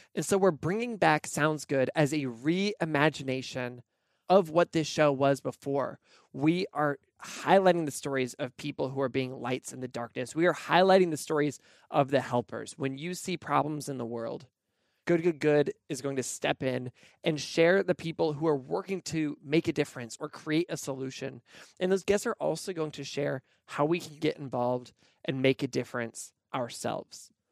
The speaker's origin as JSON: {"language": "English", "region": "Pacific Northwest", "country": "United States", "tie": "born or raised there", "also_born_or_lived": "Nashville, Tennessee", "moved": "yes", "lives_now": "Portland, United States", "said": "I grew up in the Pacific Northwest"}